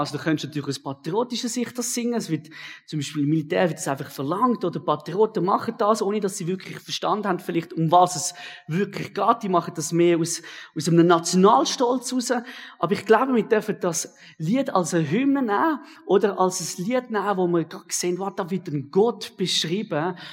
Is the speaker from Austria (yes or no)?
no; Switzerland; ich bin gern Schweizer. Das bin ich persönlich auch. bin sehr gern Schweizer